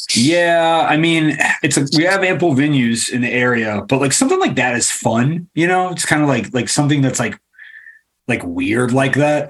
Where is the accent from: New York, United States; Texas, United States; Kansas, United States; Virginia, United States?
Virginia, United States; Richmond; I grew up like in Richmond